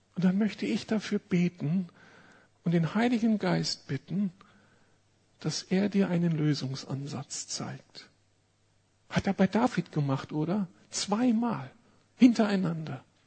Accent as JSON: {"language": "German", "region": "Berlin", "country": "Germany", "said": "Wir als Berliner"}